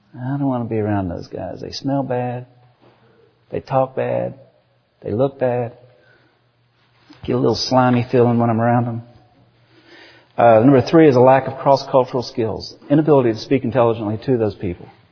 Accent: United States; I'm from America

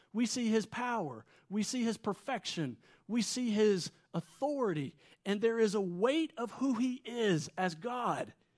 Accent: Wilmington, North Carolina, United States; moved away as an adult; now in Middle East; I'm from Wilmington. My parents are still here, so every time we come back here, we base out of here. And I kinda grew up here

